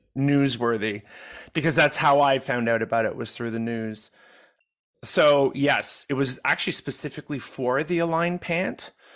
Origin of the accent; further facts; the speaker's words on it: Quebec, Canada; I grew up in Quebec.